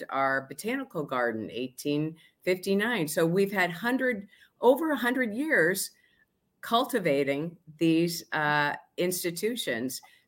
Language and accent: English; St. Louis, Missouri, United States; I was born in St. Louis and have spent most of my life here.